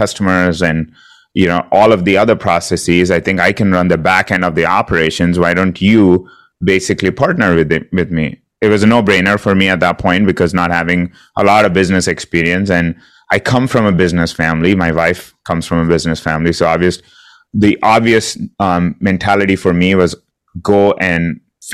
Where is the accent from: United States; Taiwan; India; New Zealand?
India; moved away as an adult; I'm originally from India. Came here to do my master's degree about 20 years ago